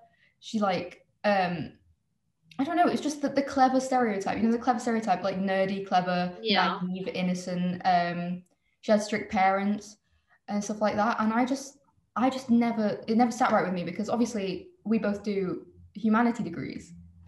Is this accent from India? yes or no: yes; India; if I say I'm Indian, it's like everyone's like, oh, you're Indian?